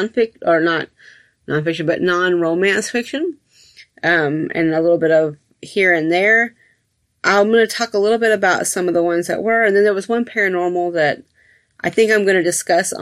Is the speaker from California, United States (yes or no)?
no; Atlanta, Georgia, United States; I grew up in Atlanta